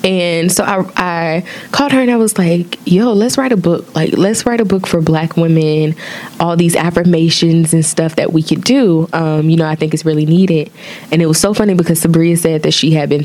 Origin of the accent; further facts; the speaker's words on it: Opelika, Alabama, United States; now in New York City, United States; I'm from Opelika, Alabama, and I currently live in New York City.